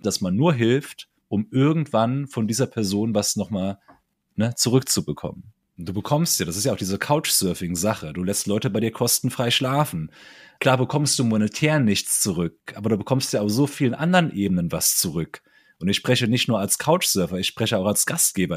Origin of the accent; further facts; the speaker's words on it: Saarland, Germany; im Saarland nicht. Kennen wir nicht bei uns hier